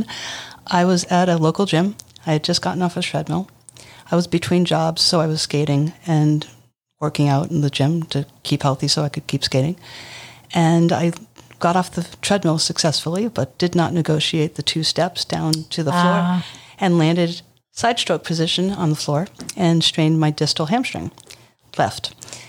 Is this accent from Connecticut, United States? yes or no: yes; Riverside, Connecticut, United States; I grew up in Riverside